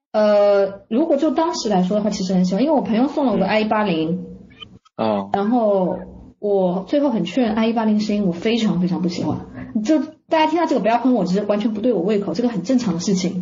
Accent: Guangzhou, Guangdong, China; moved away; also born or lived in Beijing; 从北京去广州，刚好又是我老家嘛

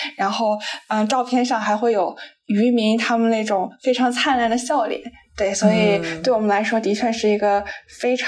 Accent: Qingdao, Shandong, China; 我来自山东青岛，是一个标准的。青岛小妹儿，青岛小妹儿，

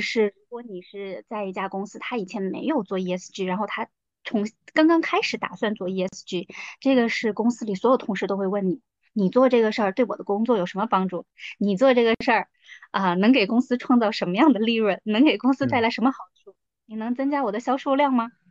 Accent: Chongqing, China; moved away as an adult; also born or lived in Beijing / New Zealand / Quanzhou; now in Shenzhen, China; 我其实从小是在重庆长大的

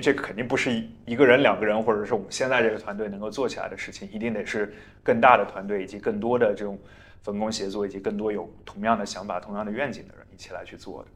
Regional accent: Zhaotong, Yunnan, China; moved away; 我其实从小在，在云南长大，而且我出生的地方是云南一个很 算是比较没有存在感的一个城市，叫昭通

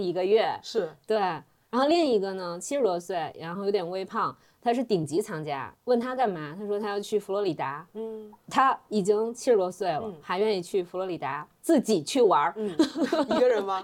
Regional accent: China; now in London, United Kingdom; 按照我们中国人的想法

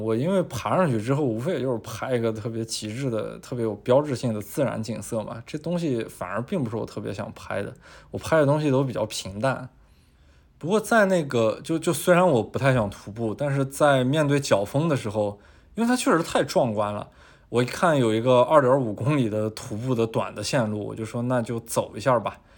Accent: China; 我们很多作为中国人的心里的变化

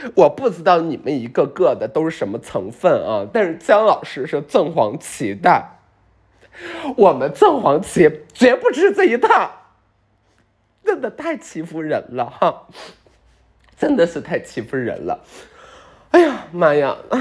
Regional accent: Beijing, China; 北京人，我们北京人

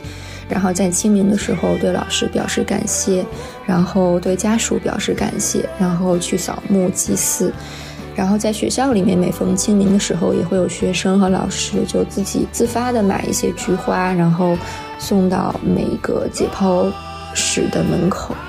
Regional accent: Beijing, China; 毛书记好，我是你的一位热心听众，我来自北京，我是一名医生。

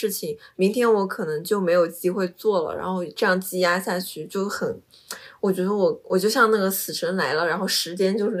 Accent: Jilin, China; 我们都是吉林人啊，然后所以就基因比较相似嘛。

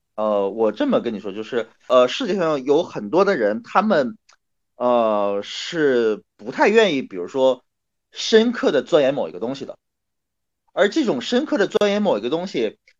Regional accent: Northeast China, China; 因为我是个东北人啊，我是八九年的东北人，三十多岁

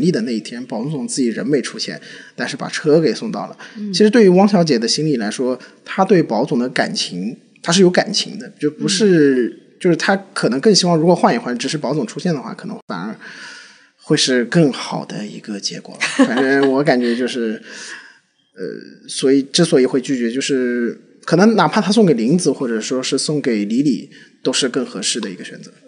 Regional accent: Shanghai, China; 虽然我不是上海人，嗯，但是因为我从小在上海长大嘛，然后上海话也会一些

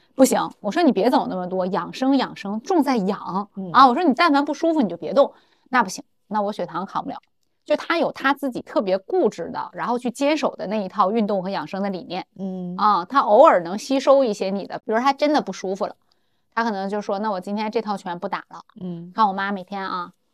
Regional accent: Benxi, Liaoning, China; moved away; 我们老家本溪都是山城

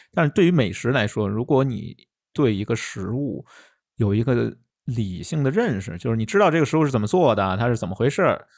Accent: China; 我们中国人

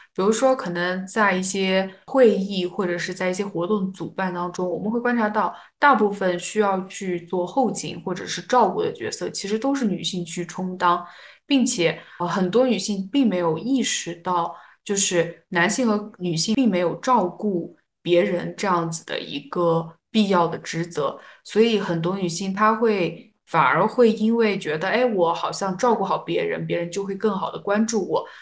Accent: China; 我们中国人

